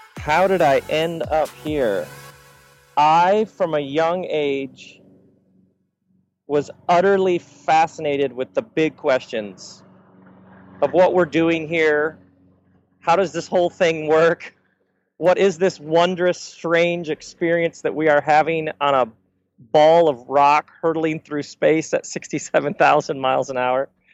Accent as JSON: {"language": "English", "region": "Michigan", "country": "United States", "tie": "born or raised there", "said": "I grew up in Michigan, so in between Chicago and Detroit"}